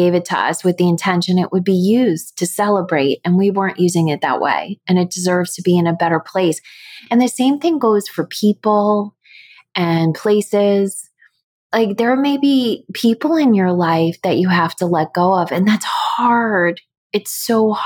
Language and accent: English; United States; I grew up in the States